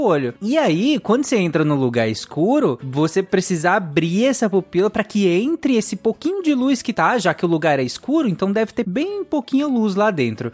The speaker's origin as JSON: {"language": "Portuguese", "region": "Pará", "country": "Brazil", "tie": "born or raised there", "said": "eu cresci no Pará"}